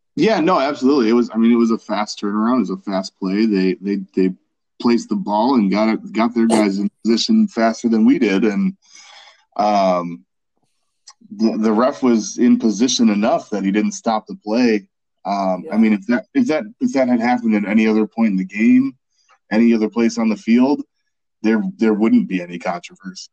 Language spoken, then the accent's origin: English; Milwaukee, Wisconsin, United States; I grew up in Milwaukee